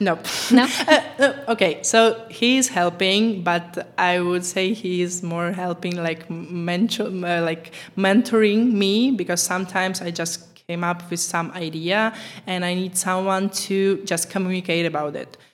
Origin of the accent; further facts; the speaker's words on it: Ukraine; English is a second language; moved away as an adult; now in Czech Republic; I was born in Ukraine, but I'm living in Czech Republic for last 10 years.